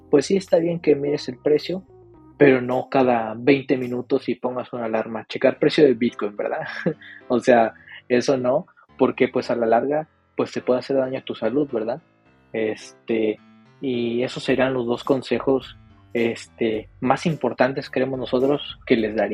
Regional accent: Mexico; Bueno, CryptoReu y yo somos de México, pero como quiera la distancia es, es mucha.

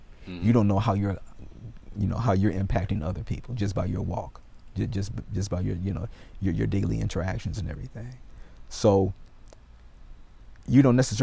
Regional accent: United States; accent: American; my American accent, oh, you're an American.

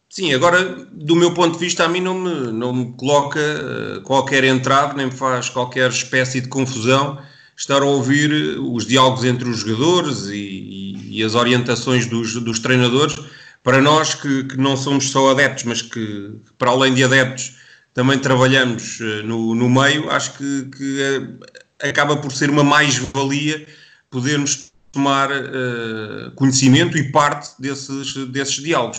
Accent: Portugal; particularmente que somos, somos portugueses

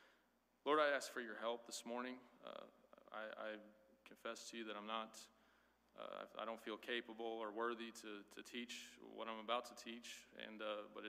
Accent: Midwest, United States; also born or lived in Crestview, Florida; now in Florida, United States; I grew up in the Midwest

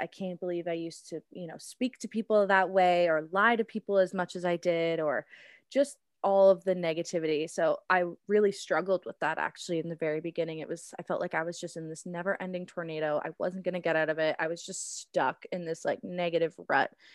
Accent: Cambridge, Ontario, Canada; also born or lived in Burlington, Ontario / Guelph, Ontario; I grew up in Burlington and then made the switch to Cambridge, spent most of my life to Cambridge

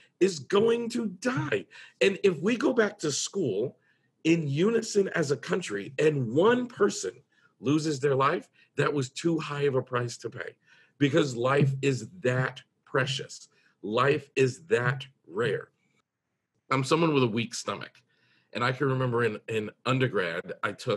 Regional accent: United States; I'm in America, I'm from the United States

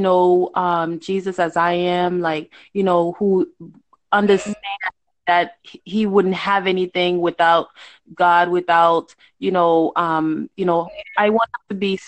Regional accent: Haiti; now in United States; I'm in the United States, and even because I'm from Haiti. Like, I was born in Haiti

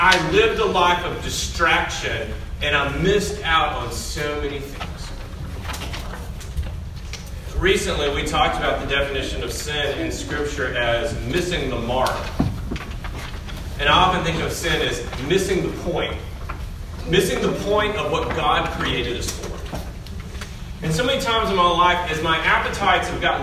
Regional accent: Middle Tennessee, United States; I grew up in Middle Tennessee. I grew up not too far from this area.

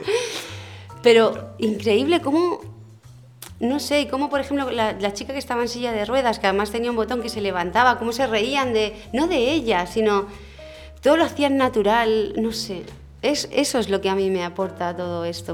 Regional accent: Madrid, Community of Madrid, Spain; moved away as an adult; also born or lived in Mallorca; now in Palma, Spain; yo es que soy de Madrid y somos muy abiertos.

